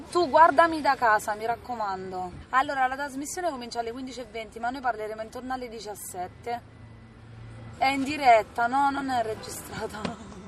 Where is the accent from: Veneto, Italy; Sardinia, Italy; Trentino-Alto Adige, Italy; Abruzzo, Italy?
Abruzzo, Italy; Bariciano; Buonasera a tutti … vengo da Bariciano, un paese in provincia dell'Aquila